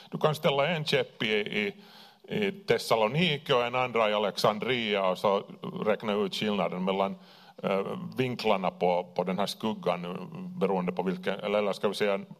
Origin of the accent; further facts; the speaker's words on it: Kauniainen, Uusimaa, Finland; lekte med lego där i, i Grankulla. Vi är, vi är från Grané.